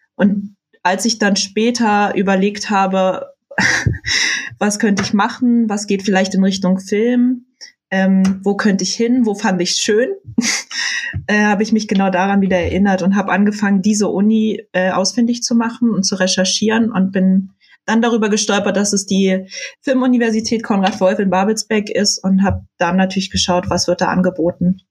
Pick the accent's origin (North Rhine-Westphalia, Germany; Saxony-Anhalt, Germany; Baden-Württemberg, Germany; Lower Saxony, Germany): Saxony-Anhalt, Germany; moved away; ich komme äh, aus Sachsen-Anhalt, aus der Nähe von Halle an der Saale